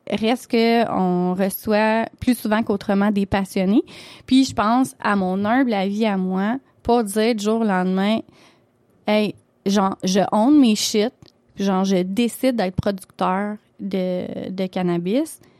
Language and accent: French; Quebec, Canada